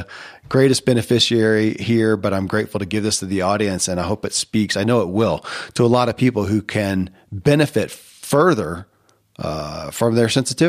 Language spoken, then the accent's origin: English; the South, United States; And when I was a kid growing up in the Bible Belt of the South, it was D&D, you're going to go to hell.